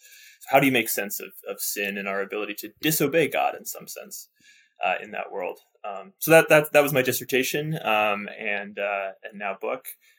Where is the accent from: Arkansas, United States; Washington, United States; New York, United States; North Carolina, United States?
Washington, United States; Seattle; now in Newberg, United States; I'm from the Seattle area. Nice. So I'm 3.5 hours from my parents and from my in-laws.